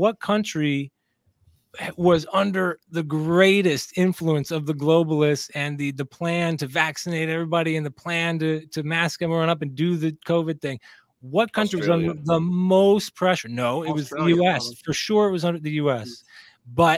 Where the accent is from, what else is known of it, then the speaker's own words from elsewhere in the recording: California, United States; also born or lived in Texas / Pennsylvania; I'm from California